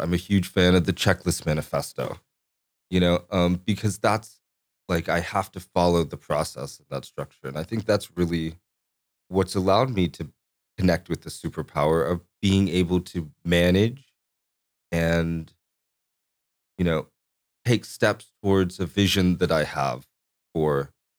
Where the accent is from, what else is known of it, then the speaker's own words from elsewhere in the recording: Corpus Christi, Texas, United States; born there; I was born in Corpus Christi.